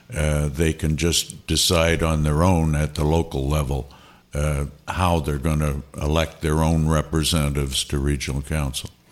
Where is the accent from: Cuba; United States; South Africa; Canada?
Canada; Niagara-on-the-Lake, Ontario; I come from Niagara on the Lake